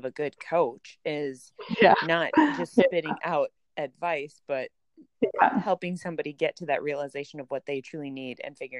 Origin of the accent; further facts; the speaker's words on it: Minnesota, United States; accent: Minnesotan; this is my sheer Minnesotan accent coming out in full force